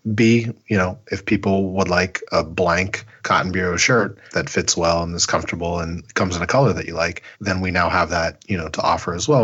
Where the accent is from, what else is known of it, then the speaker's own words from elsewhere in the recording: Pittsburgh, Pennsylvania, United States; I am from Pennsylvania, Pittsburgh, southwestern Pennsylvania